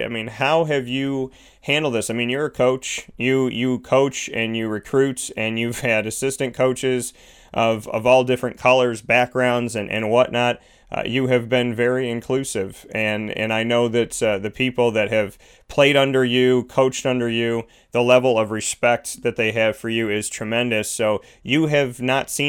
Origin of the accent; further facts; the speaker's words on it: Syracuse, New York, United States; moved away; my hometown of Syracuse, New York